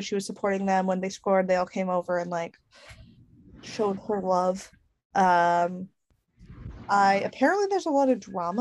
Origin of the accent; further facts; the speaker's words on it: United States; also born or lived in Italy; now in England, United Kingdom; as an American and as an Italian